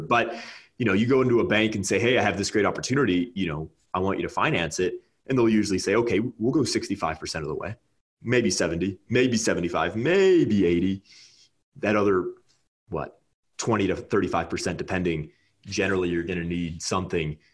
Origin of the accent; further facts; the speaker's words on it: California, United States; moved away as an adult; now in Nebraska, United States; I'm from California